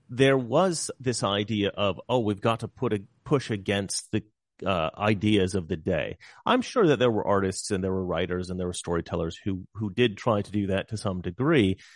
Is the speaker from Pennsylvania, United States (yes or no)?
no; Salem, Oregon, United States; I'm from Salem